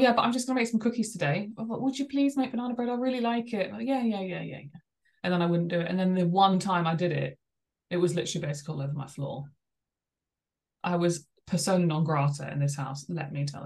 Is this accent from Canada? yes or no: no; England, United Kingdom; I'm English